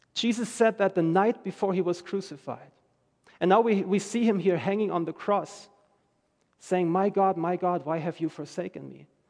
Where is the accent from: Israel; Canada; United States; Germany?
Germany; moved away as an adult; I'm from Germany. I'm reading the news every day about my home country